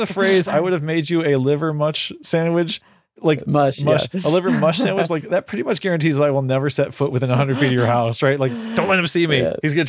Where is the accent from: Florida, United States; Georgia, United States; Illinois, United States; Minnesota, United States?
Illinois, United States; Chicago; Like and growing up in the Chicago area. I've had this stuff my whole life.